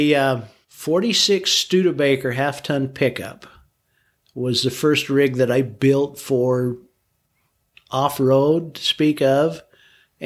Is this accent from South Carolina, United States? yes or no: no; St. George, Utah, United States; I grew up in St. George, born and raised